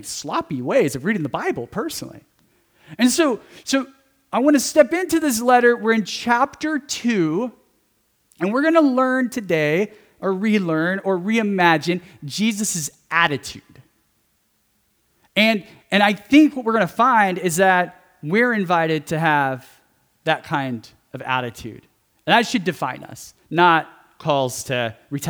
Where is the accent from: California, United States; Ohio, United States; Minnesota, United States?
California, United States; growing up in California, having family members and friends that are Latino